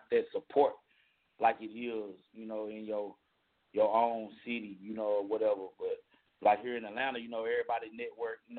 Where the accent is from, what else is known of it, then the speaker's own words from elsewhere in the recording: Paris, Île-de-France, France; English is a second language; also born or lived in Dallas; now in United States; I'm from Paris, you know, like, but my last ten years, like, I was living in Dallas, Texas.